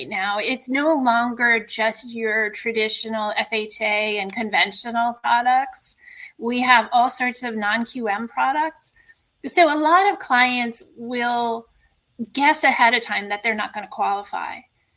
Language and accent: English; Connecticut, United States; moved away as an adult; also born or lived in New York City / California; I grew up in Connecticut